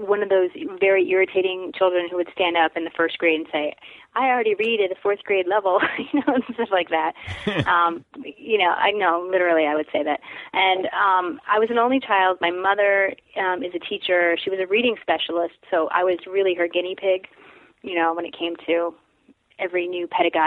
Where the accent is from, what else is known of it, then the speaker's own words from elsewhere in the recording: Madison, New Jersey, United States; moved away as an adult; also born or lived in New York City / Iowa; I grew up there, but I can't go back. So that's where I'm from